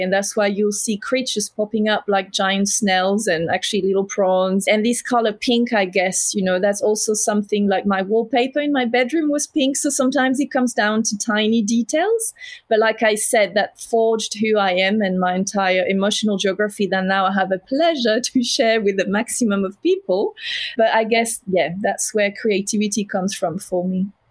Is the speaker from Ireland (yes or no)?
no; south of France, France; accent: French; English is a second language; now in Melbourne, Australia; I'm French, as you can hear